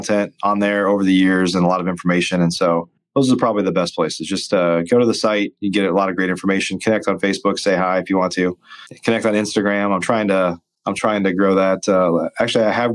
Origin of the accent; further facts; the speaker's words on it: Illinois, United States; moved away as an adult; also born or lived in Chicago; now in Dallas, United States; I grew up in Illinois